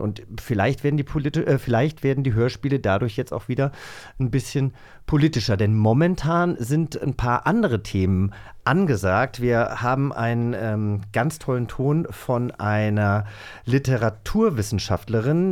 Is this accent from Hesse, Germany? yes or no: yes; Hesse, Germany; ich äh, komme ja aus einem kleinen Dorf auf, aus Hessen